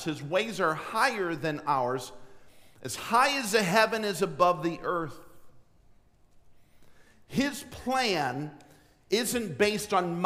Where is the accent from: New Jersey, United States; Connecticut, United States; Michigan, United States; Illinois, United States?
New Jersey, United States; I was born in New Jersey